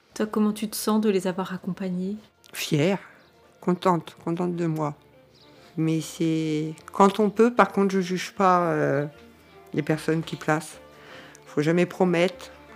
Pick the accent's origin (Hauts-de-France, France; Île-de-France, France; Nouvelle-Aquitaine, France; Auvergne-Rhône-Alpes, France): Hauts-de-France, France; Nord; moved away as an adult; now in Cévennes, France; je viens du Nord, ça fait 20 ans que je suis dans les Cévennes